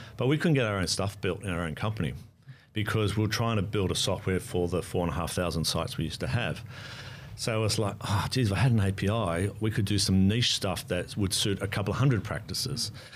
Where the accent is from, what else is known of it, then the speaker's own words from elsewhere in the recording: Australia; moved away as an adult; now in New Zealand; I am Australian by national, and I've lived between Australia and New Zealand for about the last ten-odd years, thirteen-odd years